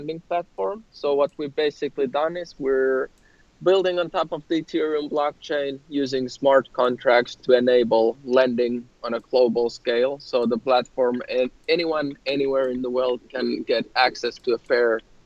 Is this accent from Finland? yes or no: yes; Helsinki, Uusimaa, Finland; We're from Helsinki, Finland